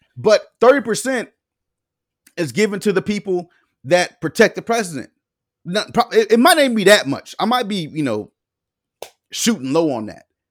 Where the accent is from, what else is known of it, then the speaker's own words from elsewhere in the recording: the South, United States; we grew up in the South.